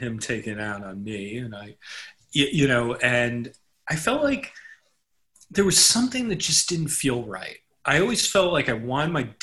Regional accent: New York City, New York, United States; I grew up in Manhattan. I grew up in an area of the Upper East Side

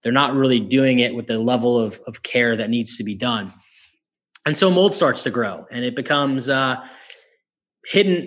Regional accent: Northeast, United States; I'm from the Northeast

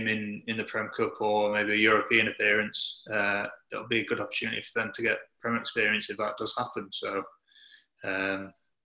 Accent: Yorkshire and the Humber, United Kingdom; also born or lived in Lancaster; born in Lancaster, and then I think moved to Yorkshire when I was maybe three or four.

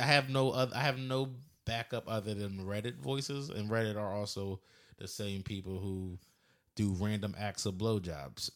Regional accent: near Philadelphia, Pennsylvania, United States; moved away; I'm from Philly, but I grew up in, like, a, about an hour north or south, whatever, somewhere, somewhere near Philly, an hour away

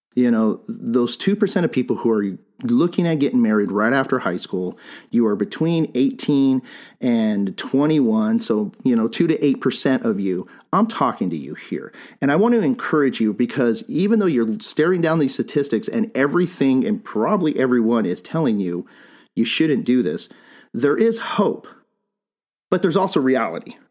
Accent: Bisbee, Arizona, United States; I'm from Bisbee

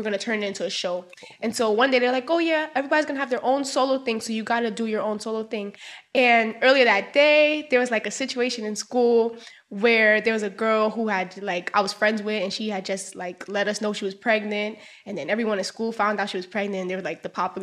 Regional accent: Brooklyn, New York, United States; also born or lived in Queens, New York; I grew up in Brooklyn

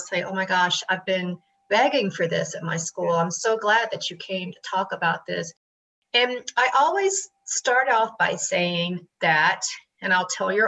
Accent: Tennessee, United States; now in New York, United States; I grew up in Tennessee, you know, very Bible Belt

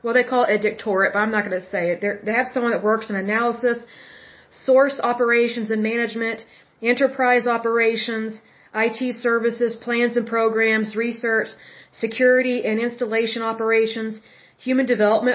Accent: Oklahoma, United States; I'm from Oklahoma

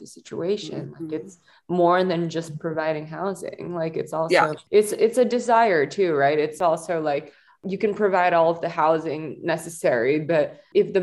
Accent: Singapore; moved away as an adult; now in Los Angeles, United States; I grew up in Singapore and then I came to LA.

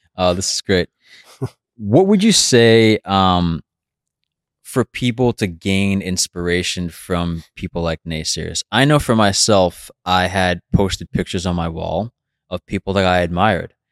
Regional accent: New York City, New York, United States; growing up in Brooklyn.

